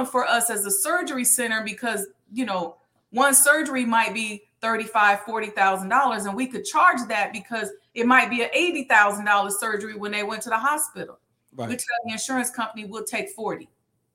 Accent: Chicago, Illinois, United States; I'm from Chicago

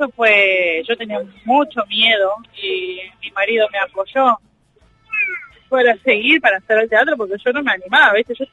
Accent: Villa de Mayo, Buenos Aires Province, Argentina; Sí. sí, bien de zona norte, que es lo que queremos.

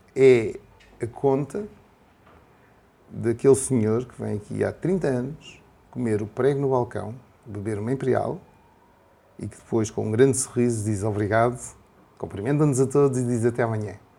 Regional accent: Portugal; como português

